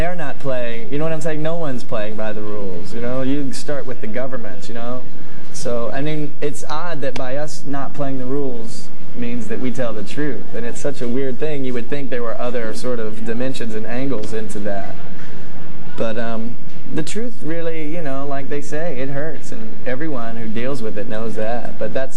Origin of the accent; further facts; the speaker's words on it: the South, United States; down the road a piece called the South, you know, where we grew up